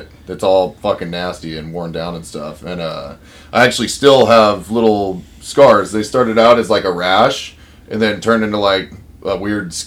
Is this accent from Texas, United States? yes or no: no; Vancouver, Washington, United States; I'm from Vancouver, Washington. Always have been. Haven't really left this town much at all